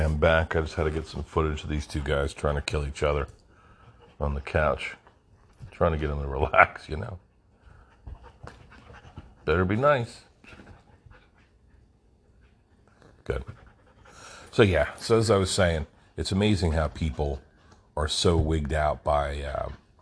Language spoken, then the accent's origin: English; New Jersey, United States; moved away; growing up in Jersey